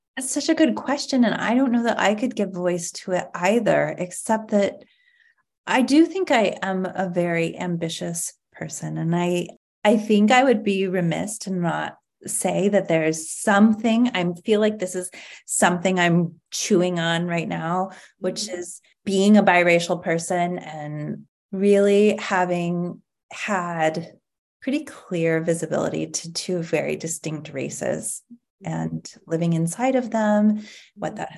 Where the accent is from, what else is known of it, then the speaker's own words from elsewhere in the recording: Ashland, Oregon, United States; also born or lived in Salt Lake City, Utah; now in Portland, United States; once we moved away from Salt Lake City when I was 10, I grew up with my my white mother and my white stepfather and we lived in a very white community, affluent community in Ashland, Oregon, a lovely place to grow up.